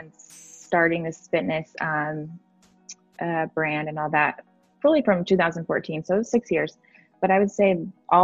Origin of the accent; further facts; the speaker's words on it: Oklahoma City, Oklahoma, United States; moved away as an adult; now in California, United States; I'm from Oklahoma City. I grew up there for 27 years